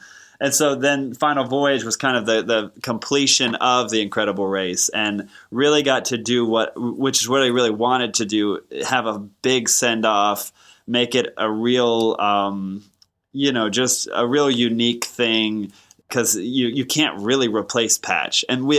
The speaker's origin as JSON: {"language": "English", "region": "Texas", "country": "United States", "tie": "born or raised there", "said": "I grew up in Texas, and that's the first time I heard it. I would have been probably two or three."}